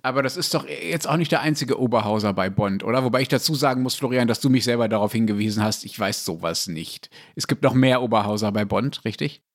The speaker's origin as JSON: {"language": "German", "country": "Germany", "said": "ich als Deutscher"}